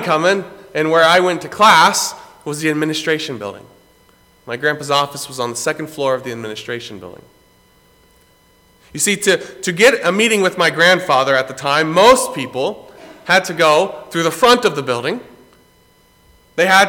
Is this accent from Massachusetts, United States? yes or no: no; Greenville, South Carolina, United States; I grew up in Greenville, South Carolina, pretty much on the campus of Bob Jones University